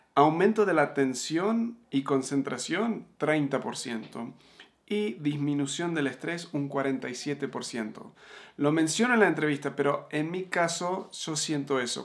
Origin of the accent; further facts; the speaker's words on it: Argentina; also born or lived in United States / Uruguay; now in Mexico; me crié en Argentina